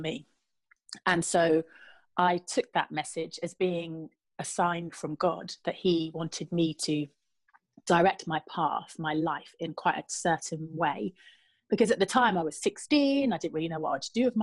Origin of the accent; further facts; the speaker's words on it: Trowbridge, South West England, United Kingdom; moved away as an adult; also born or lived in Luton; I grew up in the West Country, you're right, in Trowbridge. Born and bred